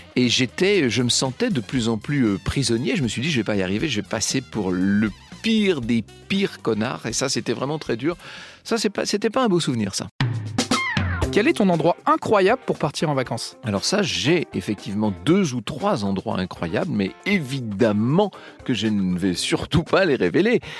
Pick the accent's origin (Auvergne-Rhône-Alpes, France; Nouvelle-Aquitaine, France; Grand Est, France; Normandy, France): Nouvelle-Aquitaine, France; Poitou; je viens du Poitou